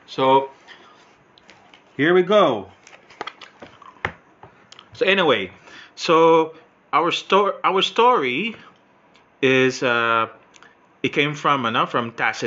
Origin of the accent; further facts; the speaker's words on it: Philippines; I'm Filipino